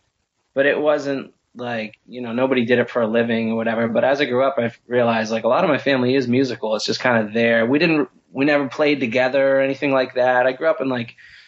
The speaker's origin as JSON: {"language": "English", "town": "Peabody", "region": "Massachusetts", "country": "United States", "tie": "born or raised there", "also_born_or_lived": "Lynn, Massachusetts", "said": "I was born in Lynn, Massachusetts, and I grew up on the North Shore of Boston in Peabody, Mass."}